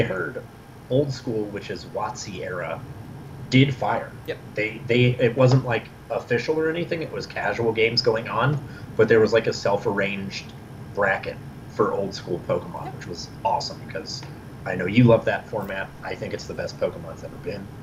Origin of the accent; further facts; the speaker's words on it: Midwest, United States; I'm from the Midwest